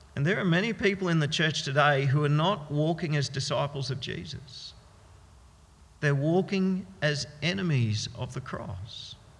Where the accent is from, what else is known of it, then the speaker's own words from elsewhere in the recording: Australia; we Australians have gotten used to something called dual citizenship